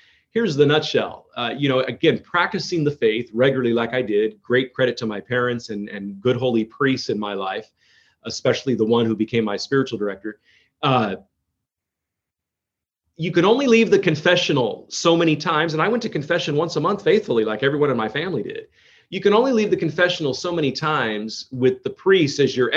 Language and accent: English; Modesto, California, United States; I was born and raised in Modesto, California